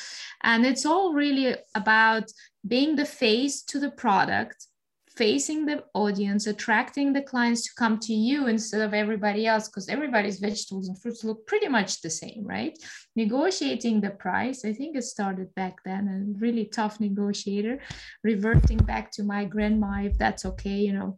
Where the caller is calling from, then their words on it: Berlin, Germany; I am mostly living in Barcelona. Right now, I'm calling in from Berlin. So, yeah, Europe.